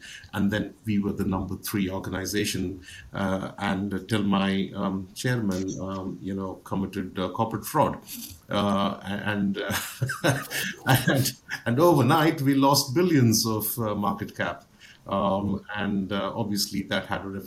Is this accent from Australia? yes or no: no; India; moved away; I'm originally, as you can probably tell from my my accent and my image on your screen, I'm from India. Originally, I was educated in India